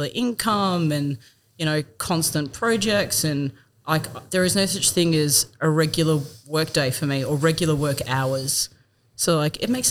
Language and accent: English; Perth, Western Australia, Australia; moved away as an adult; now in Bendigo, Australia; I'm originally from Perth